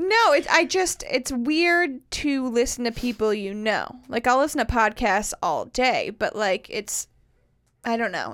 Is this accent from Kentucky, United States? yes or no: no; Carmel, Indiana, United States; moved away as an adult; now in Nashville, United States; my hometown, Carmel, Indiana